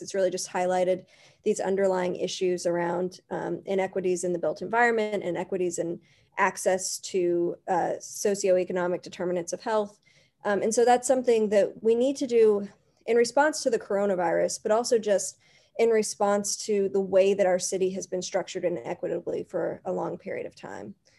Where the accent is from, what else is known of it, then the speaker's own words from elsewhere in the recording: Berea, Kentucky, United States; growing up in Berea